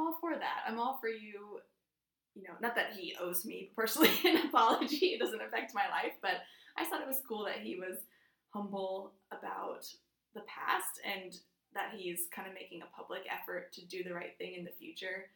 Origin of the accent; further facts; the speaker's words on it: Dayton, Ohio, United States; I'm from Dayton